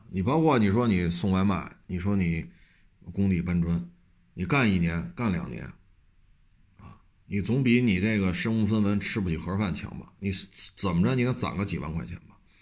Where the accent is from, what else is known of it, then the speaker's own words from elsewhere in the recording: China; 咱们作为中国人